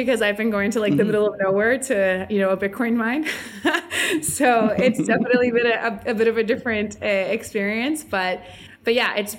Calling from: Puerto Rico; I'm joining you from sunny Puerto Rico.

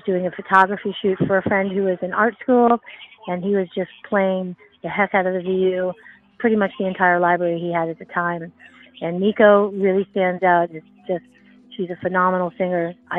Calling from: Portland, Oregon, United States; Hi, this is … I'm calling from Portland, Oregon.

